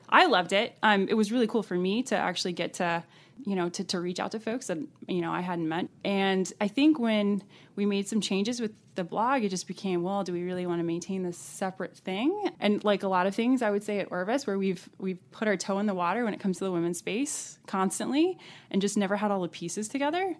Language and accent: English; Alexandria, Virginia, United States; I'm originally from Virginia, and I was raised in Alexandria, right outside of D C.